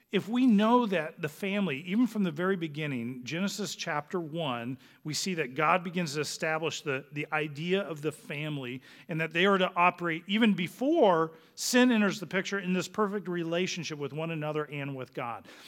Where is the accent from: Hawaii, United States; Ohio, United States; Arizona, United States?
Arizona, United States; Phoenix; moved away; we're originally from Phoenix